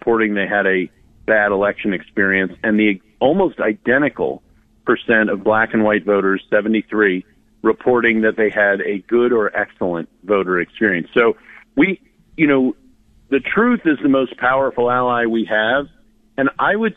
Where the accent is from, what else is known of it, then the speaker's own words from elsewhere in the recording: Virginia, United States; also born or lived in New Jersey; I was born in New Jersey. I legally immigrated to Virginia when I was two